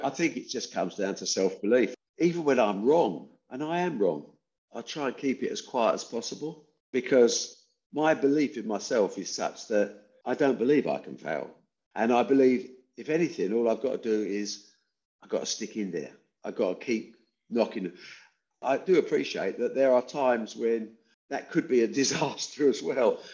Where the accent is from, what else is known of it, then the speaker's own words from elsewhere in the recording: Debden, East of England, United Kingdom; also born or lived in Dagenham, East London; After a couple of years, we got shunted off to a Debden industrial estate in Essex, where I spent the next 16 years.